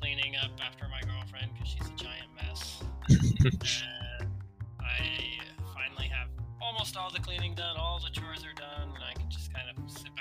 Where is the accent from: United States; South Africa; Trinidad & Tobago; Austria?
United States; New Orleans area, Louisiana; moved away; I'm from that area. I'm half Cajun